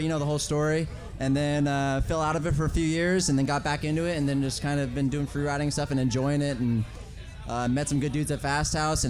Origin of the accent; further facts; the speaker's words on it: Southern California, United States; I grew up in Southern California my whole life.